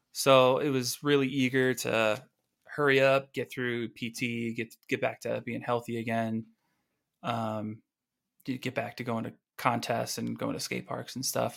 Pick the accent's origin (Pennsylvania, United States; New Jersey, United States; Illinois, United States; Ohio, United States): Illinois, United States; Oswego; moved away as an adult; also born or lived in Aurora, Illinois; now in California, United States; my parents got the house in Oswego